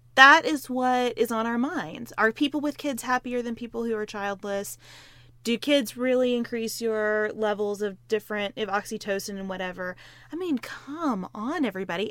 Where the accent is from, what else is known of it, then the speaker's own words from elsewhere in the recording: Western Kentucky, United States; I grew up in Western Kentucky, right across from Evansville, Indiana